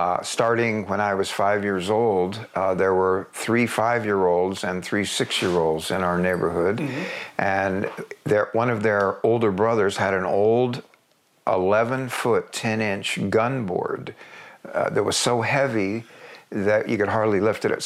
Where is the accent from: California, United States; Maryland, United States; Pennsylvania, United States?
California, United States; Coronado; also born or lived in Bryan, Texas; growing up in a Southern California surfer town